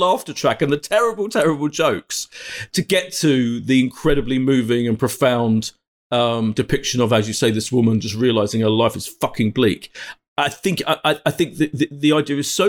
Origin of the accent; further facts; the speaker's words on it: Essex, East of England, United Kingdom; I come from Essex